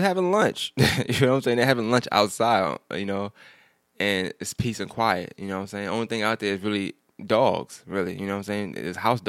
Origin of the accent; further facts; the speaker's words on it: New York, United States; And I'm from New York, so I like to walk.